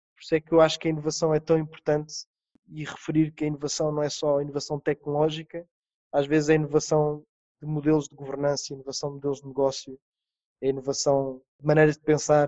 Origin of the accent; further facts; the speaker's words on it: Portugal; nós, como portugueses